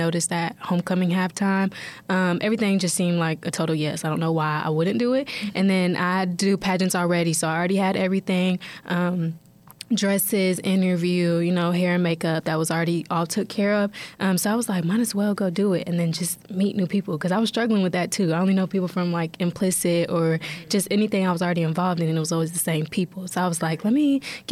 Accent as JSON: {"language": "English", "town": "Radcliff", "region": "Kentucky", "country": "United States", "said": "I am from Radcliffe, Kentucky"}